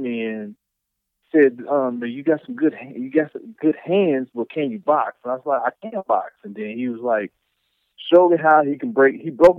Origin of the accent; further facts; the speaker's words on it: Chicago, Illinois, United States; also born or lived in Eufaula / New Orleans; born and raised in Chicago, raised in Eufaula, raised in New Orleans, raised in pretty much everywhere.